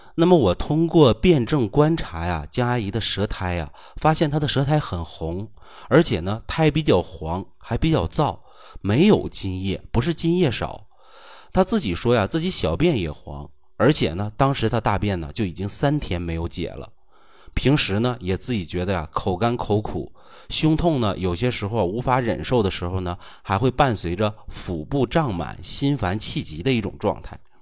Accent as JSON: {"language": "Chinese", "country": "China"}